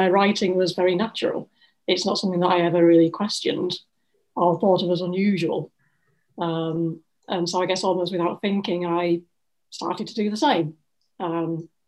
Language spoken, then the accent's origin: English; Ossett, Yorkshire and the Humber, United Kingdom; now in Leeds, United Kingdom; I'm originally from Ossett, which is a small town in West Yorkshire, and I've moved all of, 20 miles to Leeds